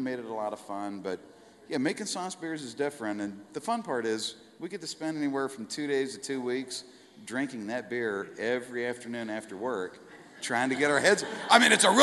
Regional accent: Colorado, United States; moved away; my parents are from Colorado. I grew up in Colorado

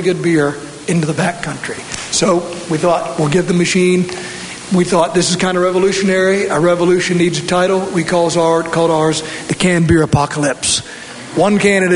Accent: Norfolk, Virginia, United States; moved away as an adult; now in Colorado, United States; I grew up in Norfolk, Virginia

